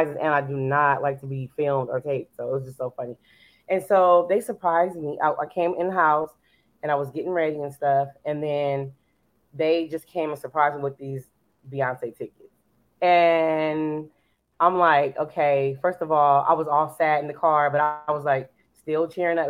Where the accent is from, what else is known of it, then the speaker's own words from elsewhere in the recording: California, United States; now in Dallas, United States; I'm from California, but then I came back to Dallas.